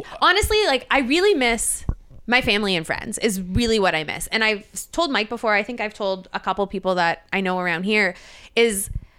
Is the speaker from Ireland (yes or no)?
no; Canada; It comes out if I'm with people from Canada. So if I'm like with a bunch of my friends from home or if I'm there for the weekend, you'll notice it.